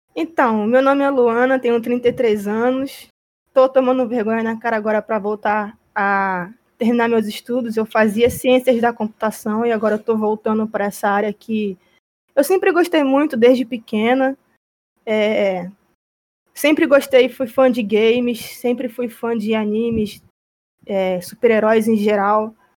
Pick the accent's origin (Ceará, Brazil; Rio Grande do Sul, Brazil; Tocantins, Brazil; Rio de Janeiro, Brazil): Rio de Janeiro, Brazil; eu sou carioca, eu moro no Rio de Janeiro